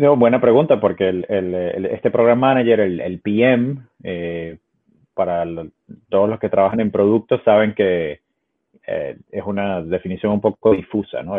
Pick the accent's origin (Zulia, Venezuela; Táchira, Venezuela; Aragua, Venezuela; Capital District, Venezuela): Capital District, Venezuela; Caracas; also born or lived in Ecuador; now in Seattle, United States; soy originalmente de Caracas, de Venezuela, viví en, Ecuador por varios años ah, y ahora vivo en Estados Unidos